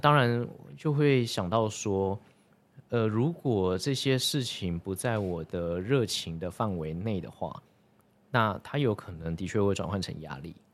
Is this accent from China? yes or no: no; Taichung, Taiwan; 我是台中人